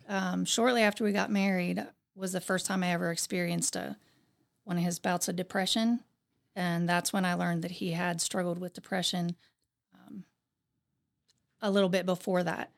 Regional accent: Zanesville, Ohio, United States; I grew up in Zanesville, Ohio.

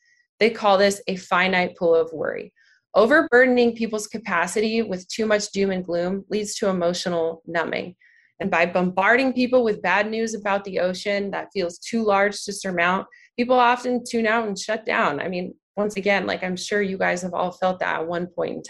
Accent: Arizona, United States; I grew up in Arizona

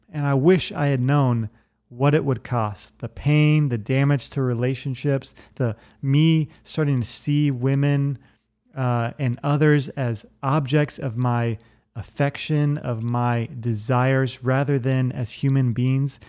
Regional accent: Virginia Beach, Virginia, United States; I grew up in Virginia Beach, Virginia

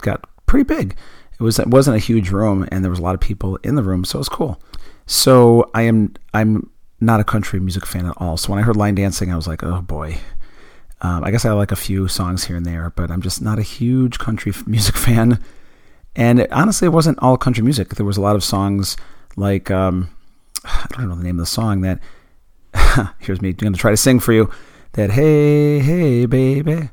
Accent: Buffalo, New York, United States; I grew up in Buffalo, New York

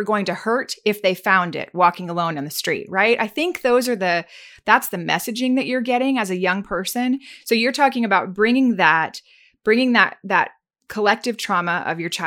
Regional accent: the South, United States; I grew up in the South too

